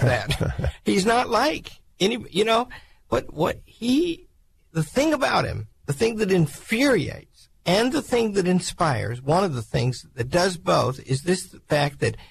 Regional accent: Arkansas, United States; I grew up in Arkansas.

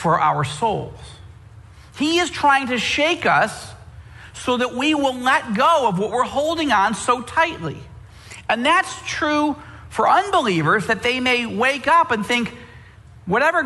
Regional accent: United States; particularly as American believers

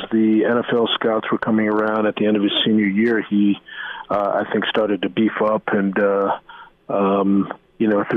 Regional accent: New York City, New York, United States; now in Nebraska, United States; I'm originally from New York City, and I lived there for a while

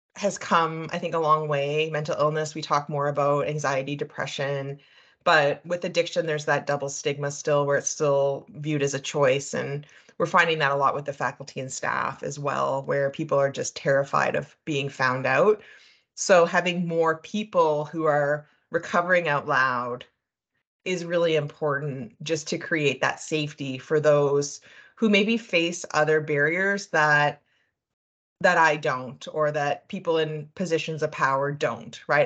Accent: New Brunswick, Canada; moved away as an adult; also born or lived in Montreal, Quebec; now in Calgary, Canada; I'm actually originally from the East Coast, so I grew up in New Brunswick.

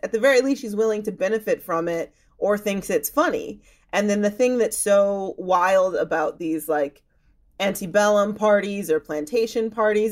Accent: Chicago suburbs, Illinois, United States; I grew up in the Chicago suburbs

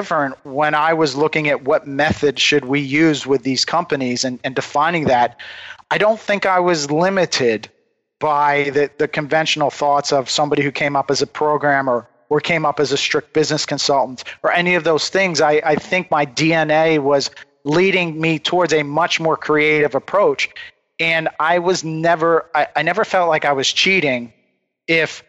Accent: United States; we come from the Delaware River, which is the home of decoy carving. Many of the great old-time decoy carvers came from there. So I grew up in this environment

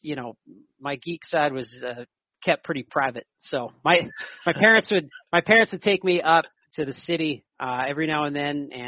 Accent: western Saskatchewan, Canada; I'm from Canada. I'm from a farm. Very small little place in western Saskatchewan.

